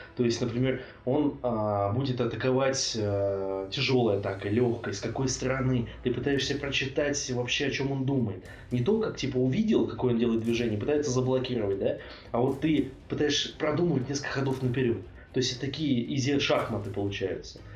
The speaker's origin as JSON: {"language": "Russian", "country": "Russia", "also_born_or_lived": "Bratislava, Slovakia", "said": "я из России». Он такой, «А, ну, я, в принципе, это понял по твоему акценту"}